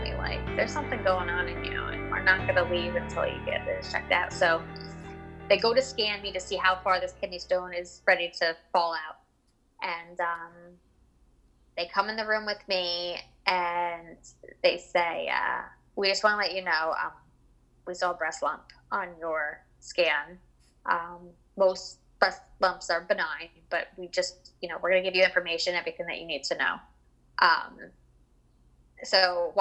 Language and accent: English; Jackson, New Jersey, United States; I'm from Jackson, New Jersey.